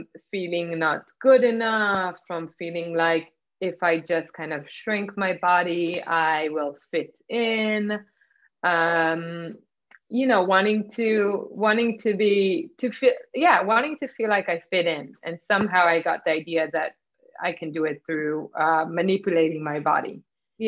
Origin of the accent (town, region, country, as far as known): Israel; born or raised there; moved away; also born or lived in Nigeria